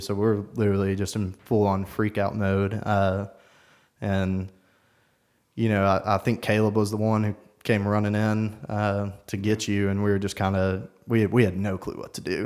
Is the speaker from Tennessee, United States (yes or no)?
yes; Knoxville, Tennessee, United States; born and raised in South Knoxville